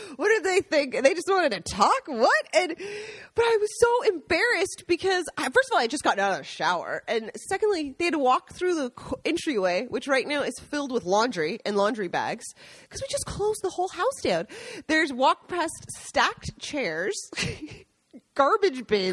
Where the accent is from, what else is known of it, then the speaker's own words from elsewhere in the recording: United States; moved away as an adult; now in Italy; we are American expats that decided to move to Italy